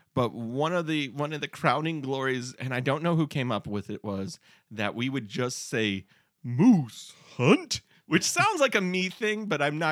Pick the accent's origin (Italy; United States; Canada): Canada; Prince Edward Island; I'm from Prince Edward Island.